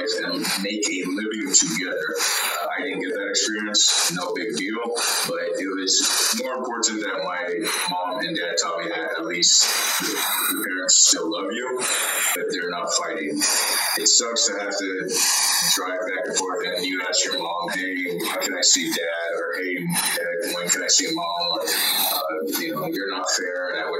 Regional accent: Maui, Hawaii, United States; accent: Hawaiian; also born or lived in Oregon; I was born in Oregon, but raised in Maui, Hawaii, all my life with a Hawaiian culture

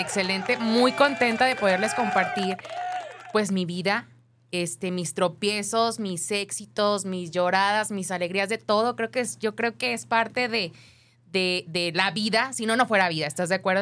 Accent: Ocotlán, Jalisco, Mexico; also born or lived in Guadalajara, Jalisco; Nací en Guadalajara, pero como a los meses me fui a vivir a Ocotlán, Jalisco

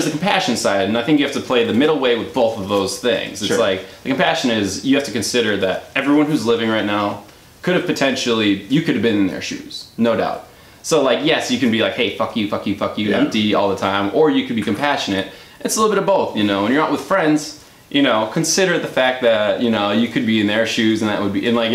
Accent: Waukesha, Wisconsin, United States; also born or lived in Milwaukee, Wisconsin; I grew up in Waukesha, little kid in Waukesha, very conservative city in Wisconsin

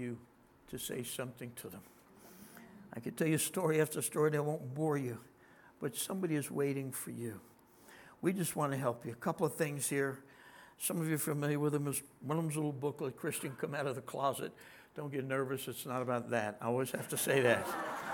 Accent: New Jersey, United States; I'm from New Jersey

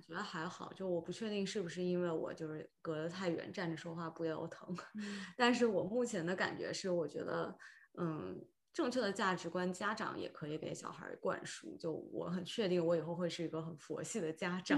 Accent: Shenzhen, Guangdong, China; moved away as an adult; also born or lived in San Francisco Bay Area, United States; 我是先在北京待了三个月，因为我是深圳人

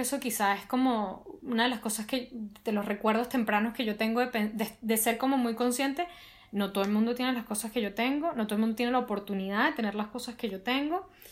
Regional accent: Venezuela; nosotros como venezolanos

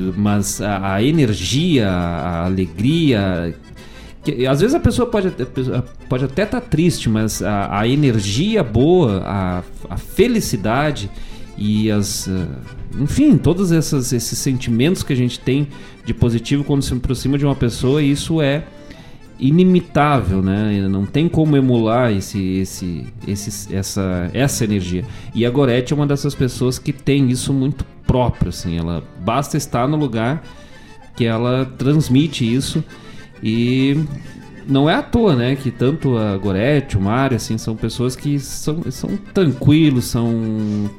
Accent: Lagoa Vermelha, Rio Grande do Sul, Brazil; minha terra natal, Lagoa Vermelha

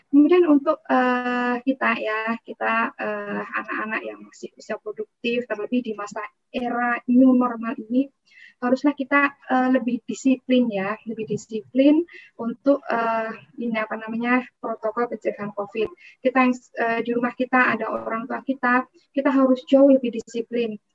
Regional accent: Prambanan, Indonesia; Akhirnya saya data ini di kampung saya di Prambanan itu ada berapa lansia.

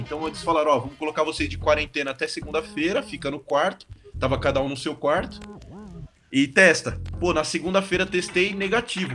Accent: São Bernardo do Campo, São Paulo, Brazil; moved away as an adult; also born or lived in Taubaté; now in León, Spain; eu cresci aqui em São Bernardo

